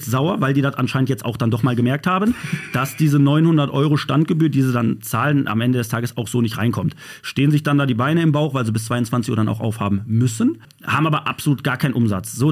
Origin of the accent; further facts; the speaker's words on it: Berlin, Germany; Ich bin Berliner.